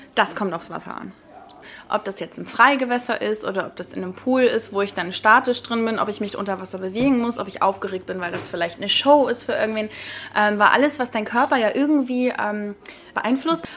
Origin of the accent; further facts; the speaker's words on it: Lübeck, Schleswig-Holstein, Germany; also born or lived in Heilshoop, Stormarn; ich komme ja eigentlich aus Lübeck